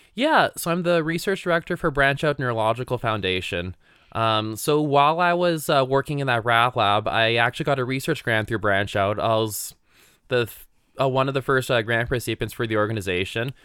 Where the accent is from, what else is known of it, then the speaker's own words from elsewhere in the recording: Canada; moved away as an adult; now in Utah, United States; I grew up in the Otasquin area